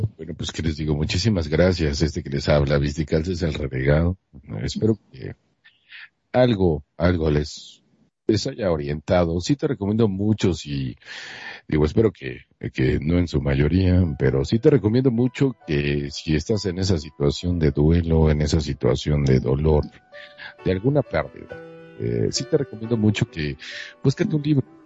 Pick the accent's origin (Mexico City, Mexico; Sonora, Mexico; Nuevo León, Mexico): Nuevo León, Mexico; Monterrey; yo soy de Monterrey, Nuevo León, México, entonces soy medio, medio, medio norte, bueno, no, soy norteño y medio